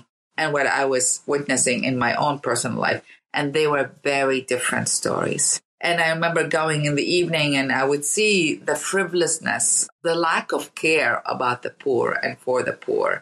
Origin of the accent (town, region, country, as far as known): Baghdad, Baghdad Governorate, Iraq; born or raised there; now in United States